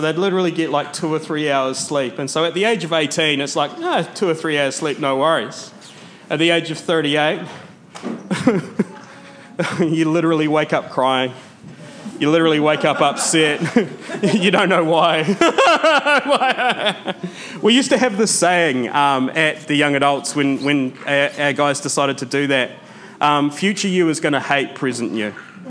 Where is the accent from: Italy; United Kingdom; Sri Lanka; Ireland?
Sri Lanka; Matara, Southern Province; every time I go back to Matara, every time I go back to my hometown, I see my friends that I went to primary school with living the exact same life that their parents lived.